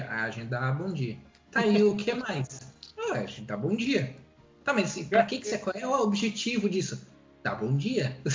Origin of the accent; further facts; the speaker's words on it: Rio Grande do Sul, Brazil; now in Santa Catarina, Brazil; eu não sou mais gaúcho, eu sou Sou catarinense, cara. Sou do mundo.